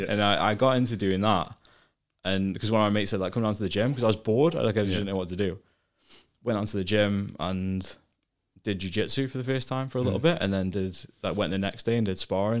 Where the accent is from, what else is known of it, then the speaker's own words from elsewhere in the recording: Stoke-on-Trent, West Midlands, United Kingdom; moved away as an adult; also born or lived in Cheddleton, Staffordshire; now in Australia; I'm from Stoke-on-Trent, so it's in the Midlands in the UK. Yeah, it's north of Birmingham, but kind of south of Manchester.